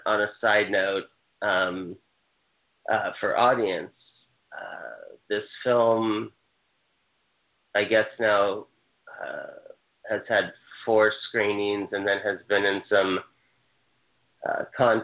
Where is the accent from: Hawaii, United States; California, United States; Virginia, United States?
Hawaii, United States; I'm from Hawaii.